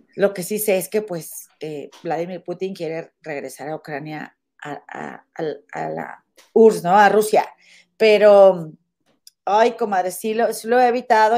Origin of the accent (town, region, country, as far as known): Monterrey, Nuevo León, Mexico; now in United States